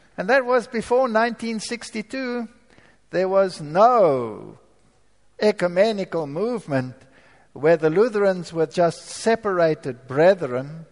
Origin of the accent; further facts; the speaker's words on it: South Africa; moved away; I was born in Africa, so I'm not a German German. I'm a German with a stamp which says made in South Africa